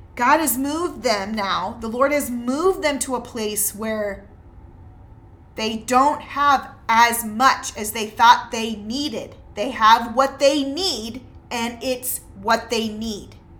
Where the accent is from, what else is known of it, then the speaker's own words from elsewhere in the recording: United States; as an American